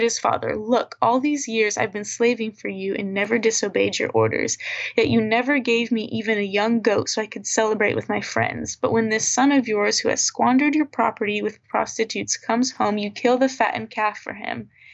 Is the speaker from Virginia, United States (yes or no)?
yes; Virginia Beach, Virginia, United States; moved away as an adult; now in Tulsa, United States; I'm from Virginia Beach, Virginia